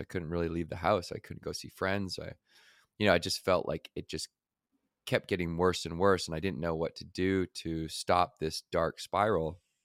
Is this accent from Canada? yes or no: yes; Victoria, British Columbia, Canada; where I grew up in Victoria, British Columbia, just by Vancouver